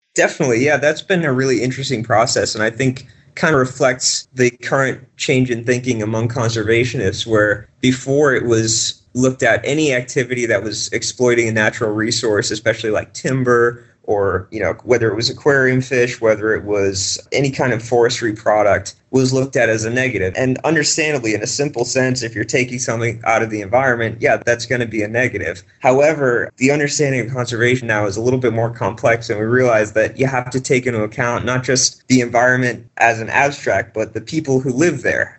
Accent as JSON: {"language": "English", "town": "Boston", "region": "Massachusetts", "country": "United States", "tie": "born or raised there", "said": "I grew up around Boston"}